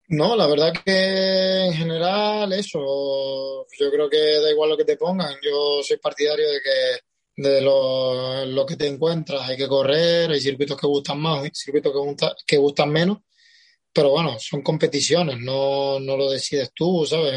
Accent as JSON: {"language": "Spanish", "area": "Tenerife", "region": "Canary Islands", "country": "Spain", "said": "de Canarias, exactamente de Tenerife"}